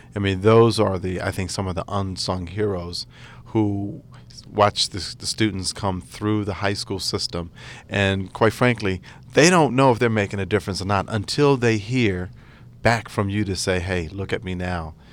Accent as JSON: {"language": "English", "town": "Atlantic City", "region": "New Jersey", "country": "United States", "said": "I'm from Atlantic City, New Jersey"}